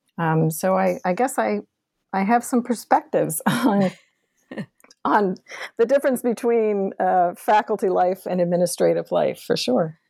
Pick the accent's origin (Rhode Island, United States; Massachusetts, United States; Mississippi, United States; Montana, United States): Massachusetts, United States; Boston; also born or lived in Kentucky; now in Texas, United States; I was born and raised in Boston, Massachusetts